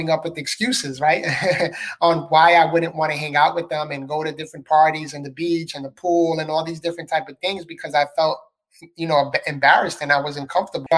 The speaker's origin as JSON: {"language": "English", "town": "New York City", "region": "New York", "country": "United States", "tie": "born or raised there", "moved": "as an adult", "lives_now": "Florida, United States", "said": "I was born and raised in the Bronx, New York. So I'm a city boy."}